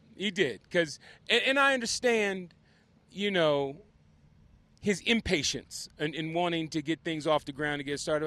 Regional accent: Compton, California, United States; I'm from Compton, both of us are first generation successful.

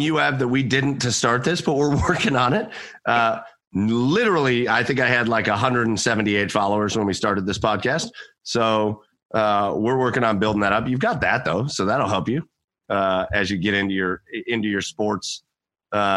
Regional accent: Rocky River, Ohio, United States; My beautiful hometown of Rocky River

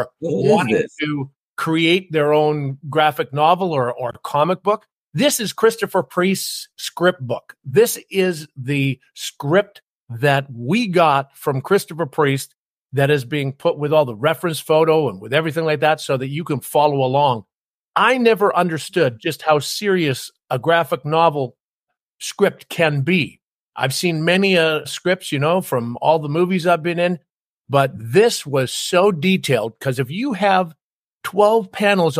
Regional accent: Canada; I was a tall, skinny kid, glasses, braces, growing up in Canada that was always picked on

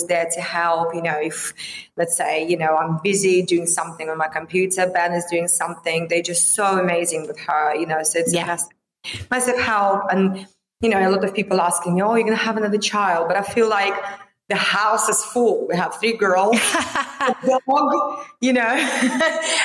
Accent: Vladivostok, Primorsky Krai, Russia; moved away as an adult; my hometown, Vladivostok

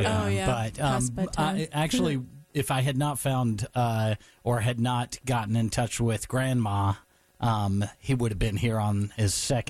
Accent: Raleigh, North Carolina, United States; also born or lived in southern Durham County; I actually grew up in Raleigh.

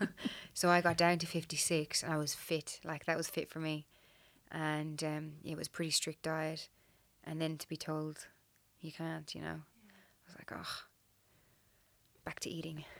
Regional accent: Ireland; moved away as an adult; now in Australia; I'm originally from Ireland

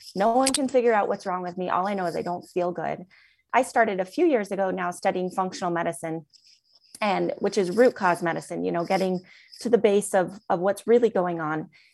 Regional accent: Seattle, Washington, United States; moved away as an adult; now in Salt Lake City, United States; I am originally from Seattle, Washington area, and grew up there

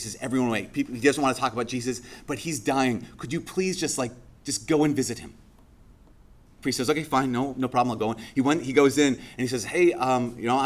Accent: Brainerd, Minnesota, United States; moved away; my hometown about a month ago, Brainerd

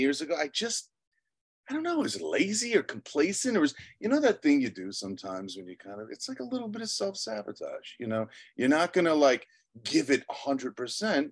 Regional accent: Long Island, New York, United States; also born or lived in Albany; I was born in Long Island. I was born to two teachers, middle-class upbringing

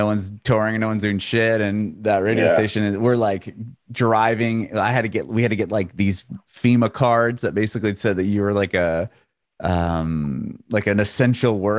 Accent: California, United States; moved away as an adult; also born or lived in San Diego / San Francisco; now in Nashville, United States; I grew up in California, born and raised in San Diego and San Francisco

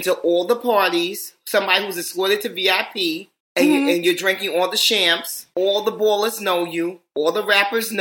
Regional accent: New York City, New York, United States; I am from Manhattan, but more importantly, I'm from Harlem.

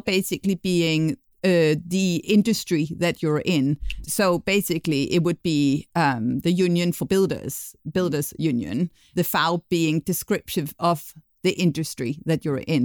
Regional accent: Denmark; moved away; Despite living abroad for many years, I'll be giving the inside view of Danish culture

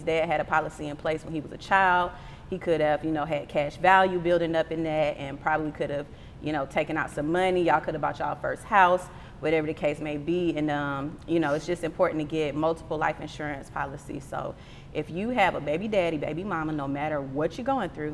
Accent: Atlanta, Georgia, United States; also born or lived in Jacksonville, Florida; When we first moved to Atlanta, I was born in Jacksonville. So when we first moved to Atlanta, we stayed in Wildwood off of Fairburn Road. Shout out, Westside. I went to LP Miles Elementary

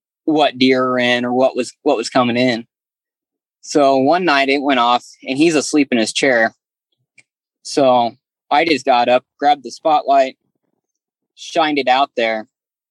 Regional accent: Willamette Valley, Oregon, United States; I grew up in the Willamette Valley area

